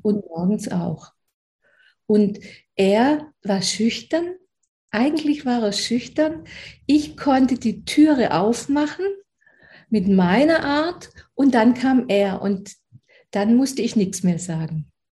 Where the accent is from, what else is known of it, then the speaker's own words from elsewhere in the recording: Aulendorf, Baden-Württemberg, Germany; ich komme aus Aulendorf, das ist in Oberschwaben in der Nähe von Ravensburg